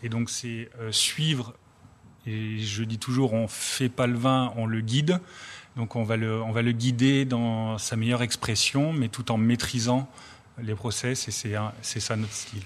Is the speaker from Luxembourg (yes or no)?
no; Drôme, Auvergne-Rhône-Alpes, France; je suis dromois